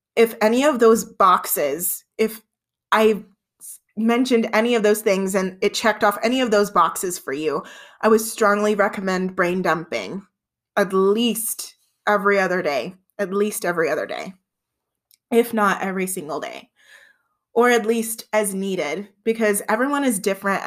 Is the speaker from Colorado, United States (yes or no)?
yes; Southern Colorado, United States; I've been born and raised in Southern Colorado my entire life.